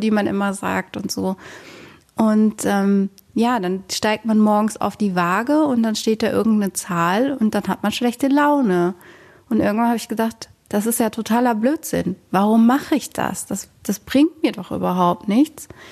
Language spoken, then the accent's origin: German; Rhineland, Germany; now in Bochum, Germany; ich komme eigentlich auch aus dem Rheinland